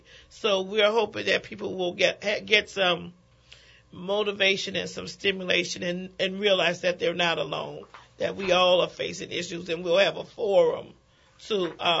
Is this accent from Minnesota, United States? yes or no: no; New Orleans, Louisiana, United States; we from the Lower Ninth Ward have to stand up for ourselves and move forward.